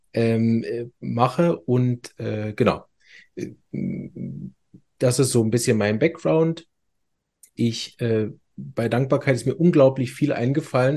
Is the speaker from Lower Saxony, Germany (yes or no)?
no; Berlin, Germany; accent: Hochdeutsch; now in Chur, Switzerland; Ich bin ganz ursprünglich aus Berlin, deshalb Hochdeutsch